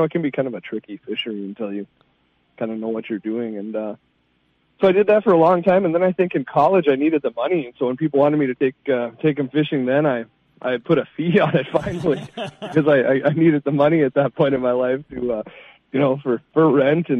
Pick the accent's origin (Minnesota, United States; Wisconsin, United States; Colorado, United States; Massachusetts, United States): Minnesota, United States; Two Harbors; I grew up on the North Shore of Lake Superior in Two Harbors